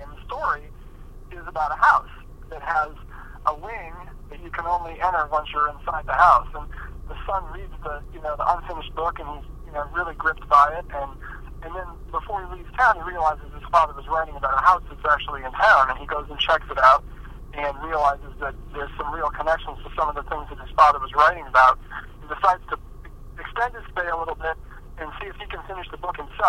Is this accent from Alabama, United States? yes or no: no; Alaska, United States; also born or lived in Michigan; I grew up all over the country. My dad is a surgeon and just a really restless, itinerant guy. And he sort of moved our family everywhere. I was born in Michigan, but grew up in Alaska